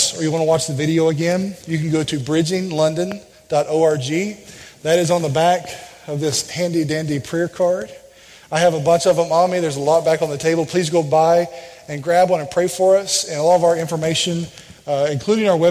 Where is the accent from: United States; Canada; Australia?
United States; Jacksonville, Arkansas; We are from Arkansas, just outside of Little Rock, and that's where we were born and raised, in a town called Jacksonville, Arkansas